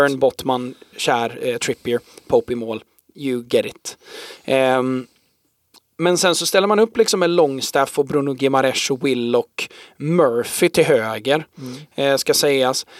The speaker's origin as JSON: {"language": "Swedish", "country": "Sweden", "said": "för oss då som svenskar"}